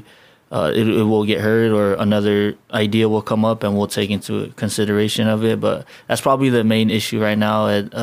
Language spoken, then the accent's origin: English; United States; moved away as an adult; also born or lived in Chuuk / Hawaii; now in Guam; when I was a kid growing up in the States